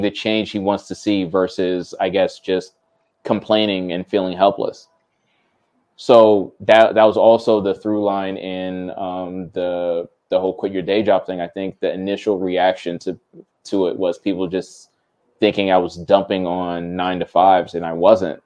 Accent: New Jersey, United States; I grew up not knowing I'm from Jersey

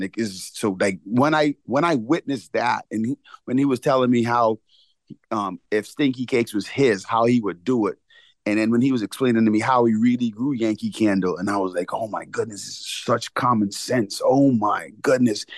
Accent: Bahamas; moved away; growing up in the Bahamas

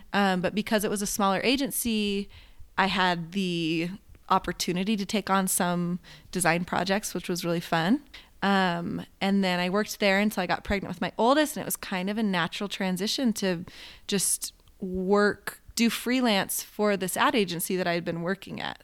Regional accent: Oregon, United States; moved away as an adult; now in Utah, United States; I grew up in Oregon, um, and that's where the Tillamook Cheese Factory is

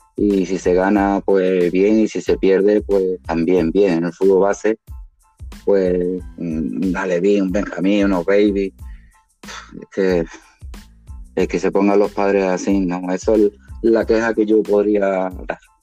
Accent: Málaga, Andalusia, Spain; como malagueño

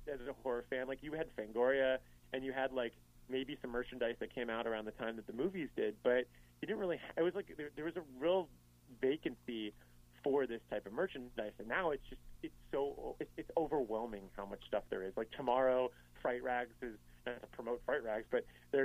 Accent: Miami, Florida, United States; moved away as an adult; now in Chicago, United States; I'm from South Florida. I'm from Miami originally, but I moved up here about 12 years ago

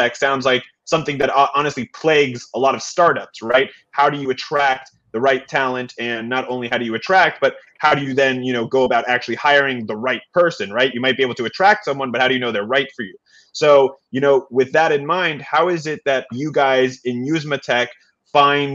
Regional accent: United States; as an American

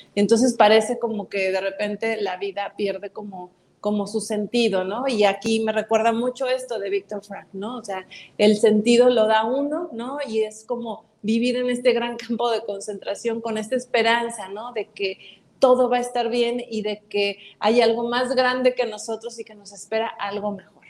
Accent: Mexico; como mexicanos

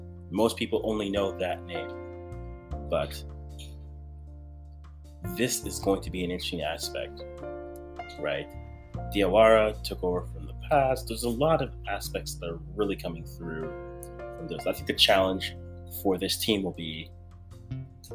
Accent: Ghana; I'm Ghanaian

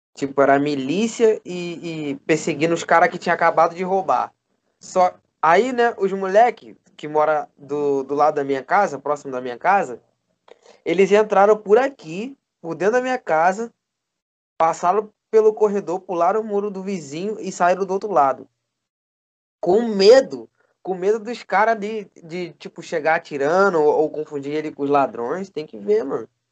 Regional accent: Rio de Janeiro, Brazil; Eu sou carioca também e também tenho as, as estranhezas daqui

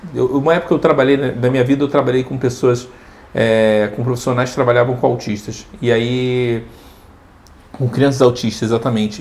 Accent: Rio de Janeiro, Brazil; moved away; sou do Rio.

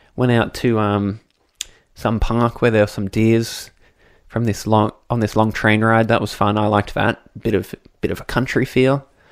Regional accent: Australia; as an Australian

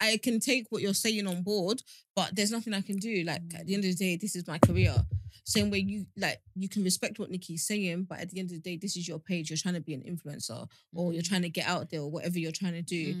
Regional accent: Nigeria; even as a Nigerian

